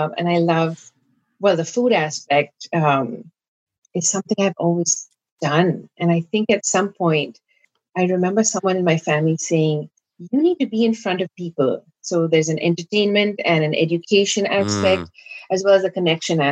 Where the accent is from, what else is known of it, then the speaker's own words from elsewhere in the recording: India; Growing up in India